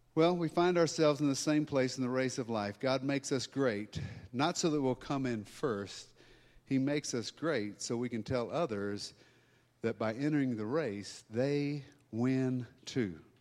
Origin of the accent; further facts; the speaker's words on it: Louisiana, United States; now in Colorado, United States; I'm from Louisiana.